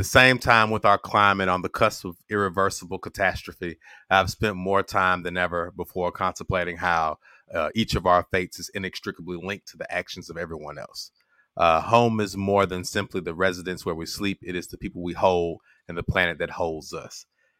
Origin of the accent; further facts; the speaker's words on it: the South, United States; both of us are from the South. Reggie's from the Northern South, you know, and I'm from the real South.